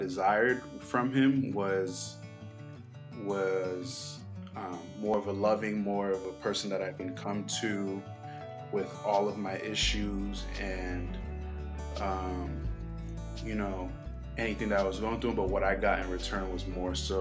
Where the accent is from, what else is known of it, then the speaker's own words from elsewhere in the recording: Boston, Massachusetts, United States; also born or lived in New York City; now in Georgia, United States; I was born in New York City and raised in Boston.